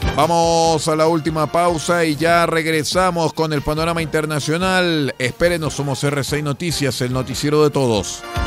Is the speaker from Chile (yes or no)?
yes; Chile; porque todos somos chilenos